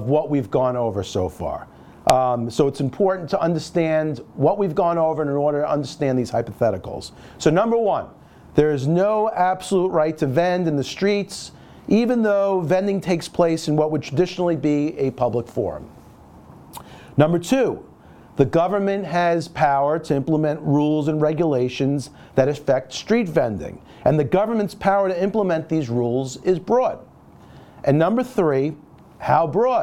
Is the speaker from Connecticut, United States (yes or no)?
no; New York City, New York, United States; I grew up in Brooklyn